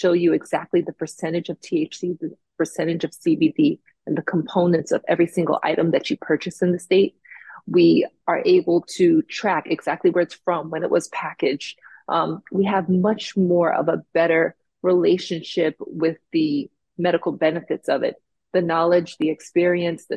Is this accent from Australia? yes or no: no; Jamaica; also born or lived in South Florida; now in Florida, United States; Me being from Jamaica and growing up in the West Indies